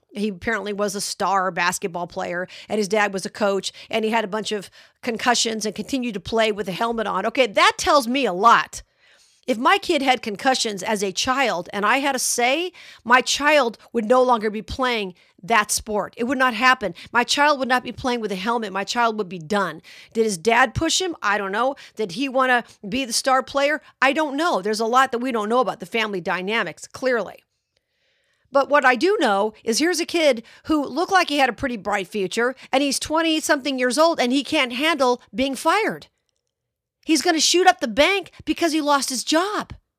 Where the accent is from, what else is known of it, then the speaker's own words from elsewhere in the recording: Las Vegas, Nevada, United States; my hometown of Las Vegas